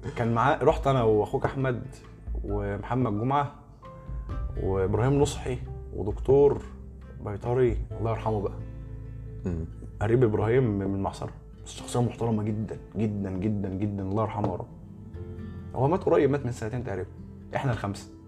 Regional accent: Egypt; عندنا في مصر

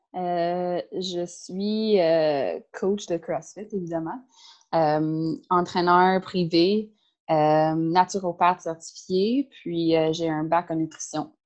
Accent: Caledon, Ontario, Canada; French is a second language; moved away as an adult; now in Montreal, Canada; moi, je viens de Ontario. j'ai euh, j'ai grandi, euh, grandi à l'extérieur de Toronto

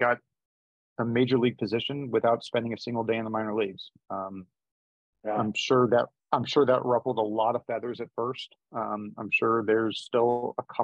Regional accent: Los Angeles, California, United States; now in Bay Area, United States; I'm originally from Los Angeles

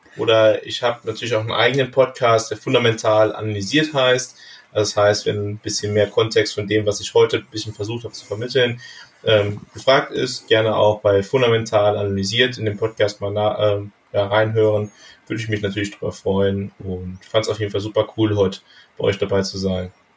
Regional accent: Bergisch Gladbach, North Rhine-Westphalia, Germany; now in Panama; in der Nähe von meiner Heimatstadt Bergisch Gladbach, das ist in, im Rheinland

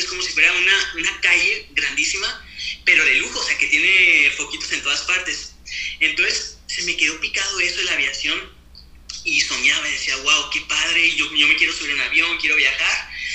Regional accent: Torreón, Coahuila, Mexico; also born or lived in Canada; now in Saguenay, Canada; soy mexicano de nacimiento, nací en Torreón, Coahuila, y ya llevo aproximadamente unos 15 años viviendo en Canadá

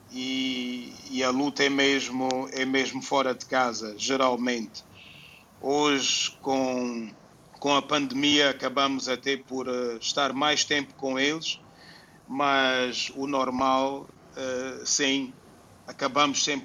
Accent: Angola; born there; Porque nós nascemos em Angola por algum motivo, né?

